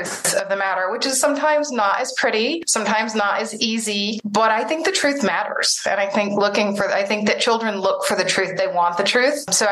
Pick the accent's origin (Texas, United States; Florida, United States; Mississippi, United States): Mississippi, United States; I grew up in the South. I grew up in Mississippi